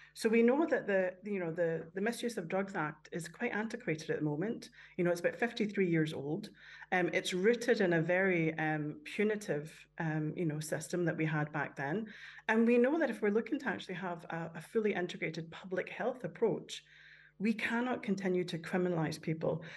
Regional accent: Canada; moved away; growing up in Canada where there was a lot of, of drug taking round about me

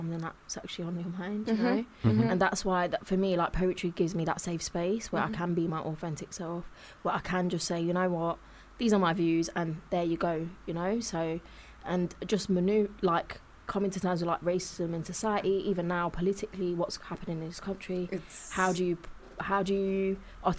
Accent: Leicester, East Midlands, United Kingdom; I grew up in Leicester

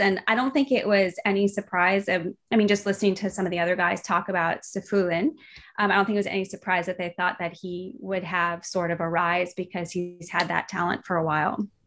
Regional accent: United States; as an American

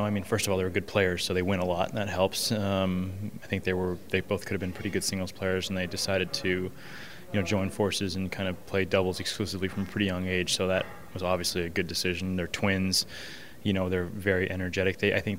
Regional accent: Indianapolis, Indiana, United States; there was a tournament in my hometown in Indianapolis

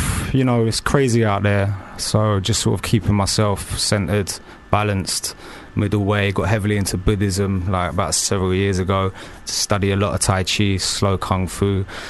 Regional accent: Barnet, London, United Kingdom; moved away as an adult; also born or lived in Manchester; I'm from Barnet. Spent a lot of time in Manchester.

